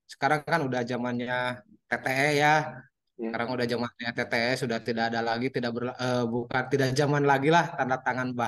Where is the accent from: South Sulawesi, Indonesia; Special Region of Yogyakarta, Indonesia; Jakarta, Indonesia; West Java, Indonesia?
West Java, Indonesia; Selamanik; also born or lived in Majalengka; alhamdulillah kalau saya lahir dan tumbuh besar di Selama Selamanik.